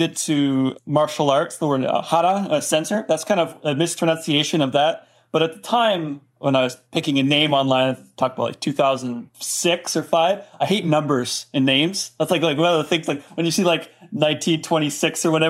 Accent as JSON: {"language": "English", "country": "Canada", "moved": "as an adult", "lives_now": "United States", "said": "I'm Canadian"}